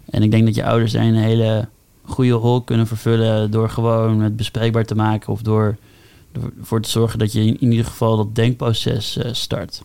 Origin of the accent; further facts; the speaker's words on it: Amsterdam, North Holland, Netherlands; moved away; ik kom uit Amsterdam, dus toen ik voor vanuit de middelbare school eh, mijn keuze ging maken om een HBO te doen, mhm. besloot ik al best wel snel om gewoon in Amsterdam te blijven, mhm. bij mijn ouders wonen